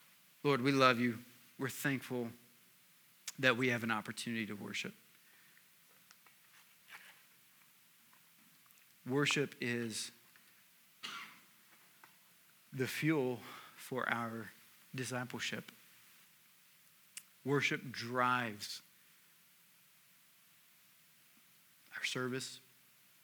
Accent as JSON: {"language": "English", "region": "Tennessee", "country": "United States", "said": "I'm also from Tennessee"}